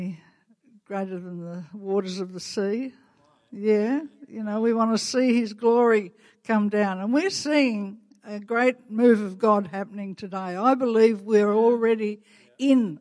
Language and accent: English; Australia; accent: Australian; my Canadian accent, not my Australian accent